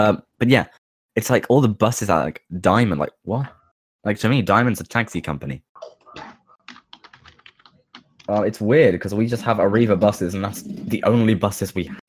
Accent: Midlands, United Kingdom; I'm from the Midlands.

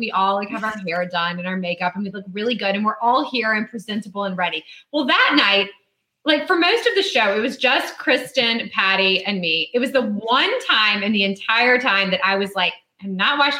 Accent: St. Petersburg, Florida, United States; St. Pete, Florida, my hometown

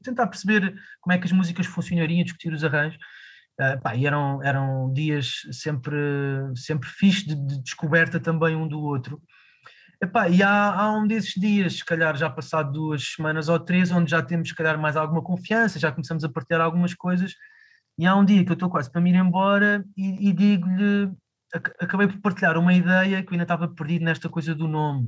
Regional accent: Lisbon, Portugal; eu cresci aqui em Lisboa

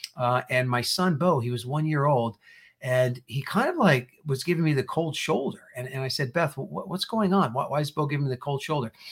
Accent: New Jersey, United States; moved away as an adult; also born or lived in Indiana; I was born and raised in New Jersey, and I went to Purdue University

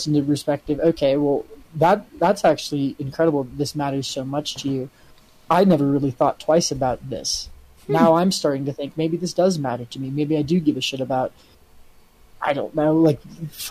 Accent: United States; me observing it as American

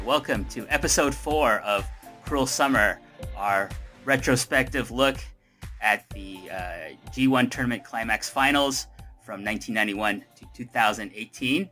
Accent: Toronto, Ontario, Canada; I'm from Toronto

